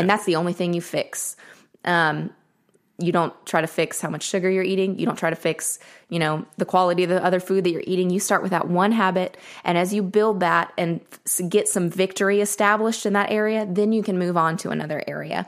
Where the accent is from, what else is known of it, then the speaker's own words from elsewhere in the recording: Murfreesboro, Tennessee, United States; also born or lived in Nashville; I grew up in Murfreesboro